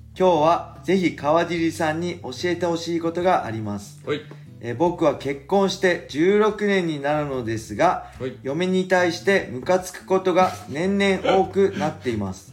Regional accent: Edosaki, Ibaraki, Japan; 僕の地元の江戸崎

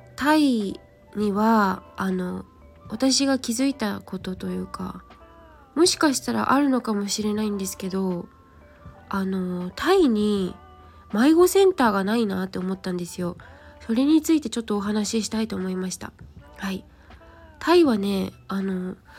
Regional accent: Japan; 私の地元もそうですけど、おじいちゃん、おばあちゃんが歩いています。

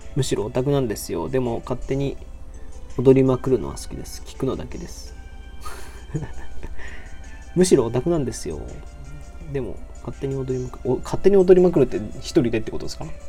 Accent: Nagoya, Aichi, Japan; moved away as an adult; now in Osaka, Japan; 出身は名古屋で、大学が大阪なので、今、大阪で一人暮らししてます

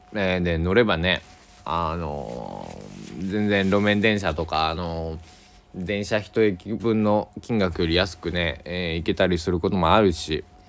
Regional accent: Kochi, Japan; moved away; 僕の地元高知県佐木市

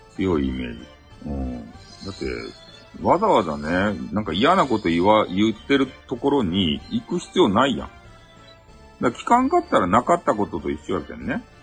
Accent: Hakata, Fukuoka, Japan; accent: Hakata dialect

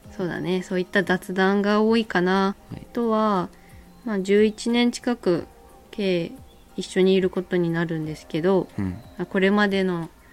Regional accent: Miyazaki, Japan; accent: Miyazaki dialect; 宮崎生まれ宮崎県育ち現在宮崎県在住

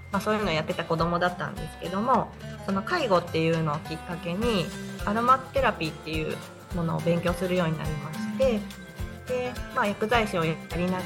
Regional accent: Okayama, Japan; now in Niimi, Japan; 私はあの岡山県の岡山市出身で岡山に、えーと、暮らしてたのは高校生までは岡山で暮らしてたんですけど大学進学とともに県外に出て

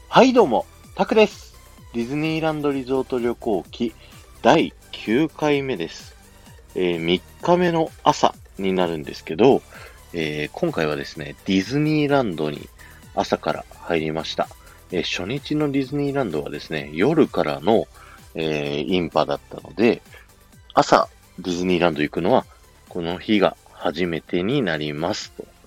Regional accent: Japan; 日本ですって言ったらですね

